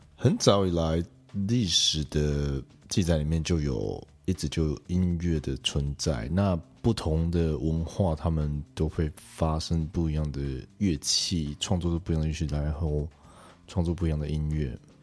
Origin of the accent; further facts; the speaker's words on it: Kaohsiung, Taiwan; 其实我也是高雄人